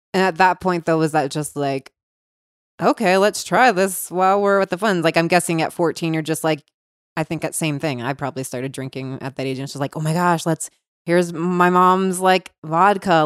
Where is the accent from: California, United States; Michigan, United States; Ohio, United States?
Ohio, United States; Cincinnati; I grew up in Cincinnati, Ohio.